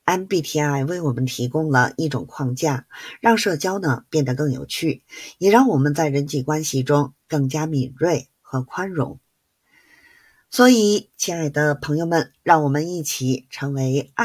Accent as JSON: {"language": "Chinese", "region": "Beijing", "country": "China", "said": "记得关注我哦，我是北京的…，咱们下期节目再见"}